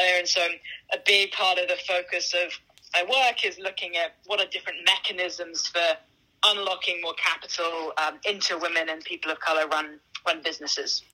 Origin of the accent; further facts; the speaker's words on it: London, United Kingdom; moved away as an adult; now in Bay Area, United States; I grew up in London. I moved to the Bay Area about 13 years ago to um, do my undergrad at, at, Stanford